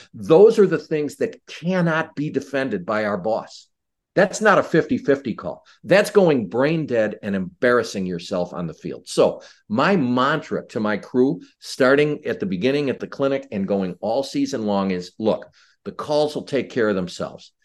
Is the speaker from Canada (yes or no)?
no; Chicago, Illinois, United States; I was born and raised in Chicago.